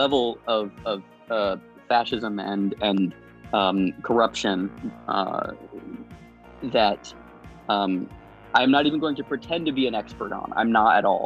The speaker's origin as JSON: {"language": "English", "region": "Arizona", "country": "United States", "moved": "yes", "lives_now": "Los Angeles, United States", "said": "I'm originally from Arizona"}